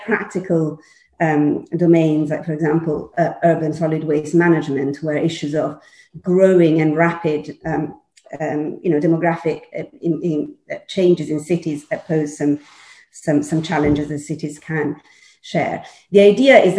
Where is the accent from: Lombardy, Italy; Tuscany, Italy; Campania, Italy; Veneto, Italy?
Lombardy, Italy; Milan; moved away as an adult; now in London, United Kingdom; I'm Milanese, born and bred